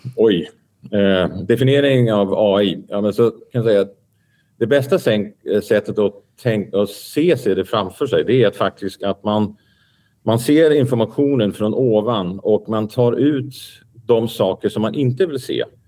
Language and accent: Swedish; Denmark; moved away; also born or lived in Belgium; jag kommer från Danmark